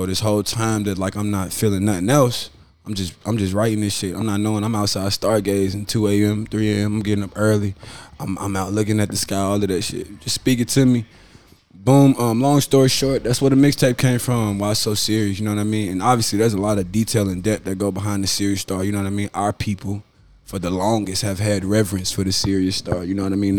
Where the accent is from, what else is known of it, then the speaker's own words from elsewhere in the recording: Nashville, Tennessee, United States; also born or lived in Virginia; Nashville had me in, my home. That shit is always there. You feel me? I born and raised there